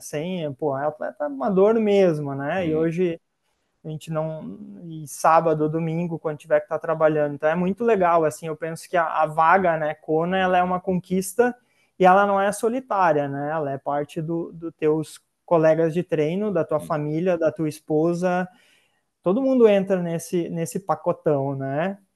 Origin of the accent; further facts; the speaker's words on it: Sapiranga, Rio Grande do Sul, Brazil; Eu sou de Sapiranga, né, que fica uns 60, 70 quilômetros de Porto Alegre.